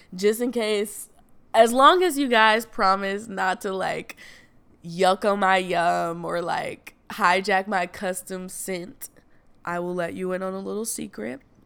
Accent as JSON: {"language": "English", "region": "the South", "country": "United States", "said": "I'm from the South"}